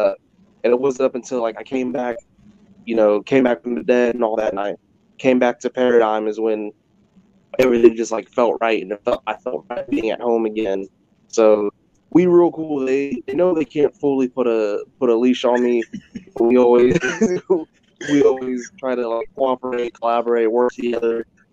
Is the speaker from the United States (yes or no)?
yes; California, United States; moved away as an adult; also born or lived in Iowa; I'm originally from California, so I was getting ready to move to Iowa